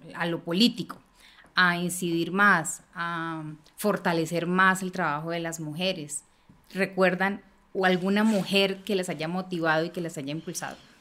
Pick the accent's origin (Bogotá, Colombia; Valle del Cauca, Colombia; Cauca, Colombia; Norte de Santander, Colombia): Bogotá, Colombia; una mujer bogotana, nací en el barrio de Kennedy